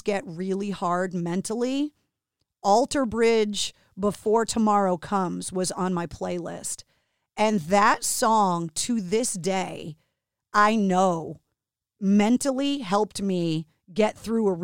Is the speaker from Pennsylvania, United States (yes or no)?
no; Boston, Massachusetts, United States; being born and raised in Boston